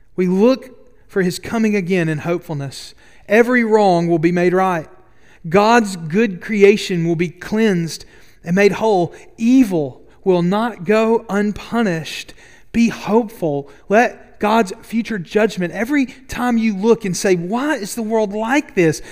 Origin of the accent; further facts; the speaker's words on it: Double Bridges, Alabama, United States; I grew up right outside Boaz in Double Bridges, Alabama